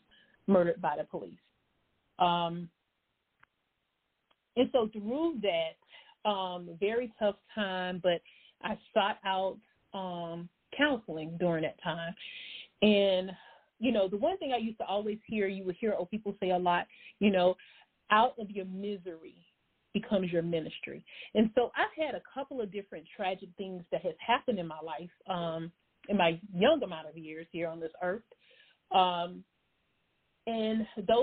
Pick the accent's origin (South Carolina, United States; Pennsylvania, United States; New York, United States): South Carolina, United States; Columbia; moved away as an adult; I am a native from Columbia, South Carolina